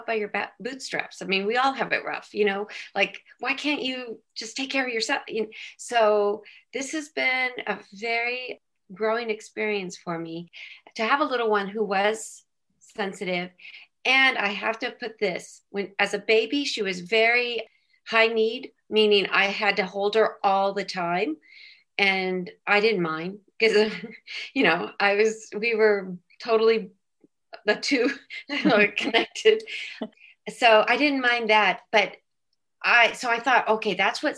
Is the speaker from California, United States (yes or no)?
yes; San Diego, California, United States; moved away as an adult; also born or lived in Philadelphia; I'm from San Diego, California, and I married at age 25